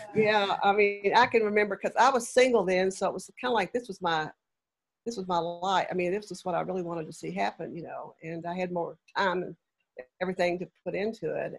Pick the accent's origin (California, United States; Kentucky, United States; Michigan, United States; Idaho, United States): Kentucky, United States; Lexington; moved away; I'm from Lexington originally.